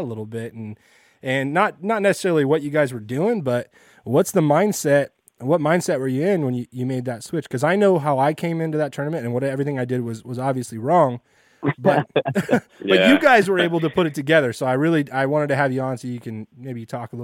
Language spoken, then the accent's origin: English; Fresno, California, United States; now in Bay Area, United States; I'm living in the Bay Area, but I grew up in Fresno.